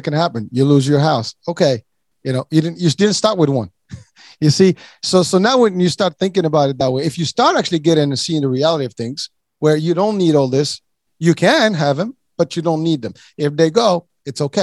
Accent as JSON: {"language": "English", "country": "Morocco", "moved": "yes", "said": "I'm from Morocco originally"}